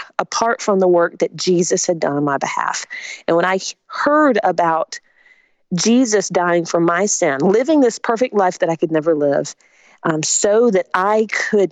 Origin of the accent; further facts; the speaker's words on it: Spartanburg, South Carolina, United States; also born or lived in Augusta, Georgia; my family moved when I was 3 to Spartanburg, South Carolina